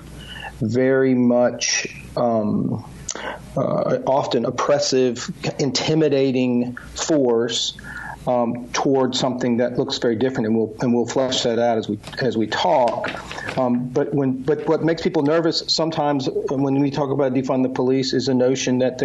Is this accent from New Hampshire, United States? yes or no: no; Mississippi, United States; I'm from Mississippi. My family's from Mississippi